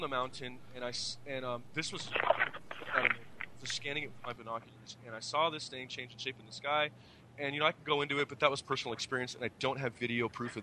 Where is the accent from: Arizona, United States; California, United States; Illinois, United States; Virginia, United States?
Arizona, United States; Phoenix; moved away as an adult; also born or lived in San Francisco; I'm from Phoenix. I lived there from 81 to 2005